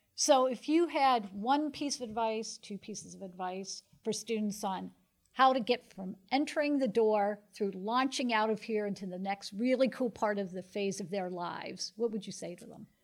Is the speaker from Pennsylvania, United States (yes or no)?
yes; Pennsylvania, United States; moved away; I grew up in Pennsylvania